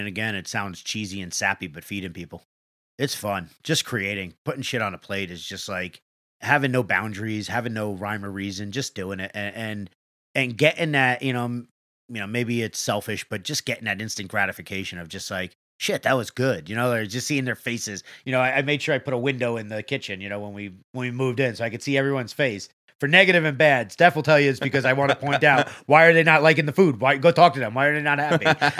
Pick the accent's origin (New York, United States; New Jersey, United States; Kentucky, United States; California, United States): New York, United States; We're from New York, so I don't know how it all